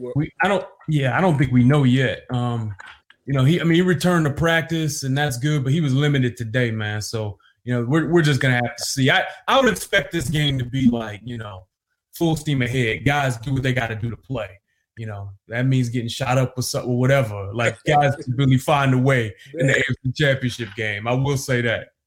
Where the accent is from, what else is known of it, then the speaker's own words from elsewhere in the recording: Detroit, Michigan, United States; I grew up in Detroit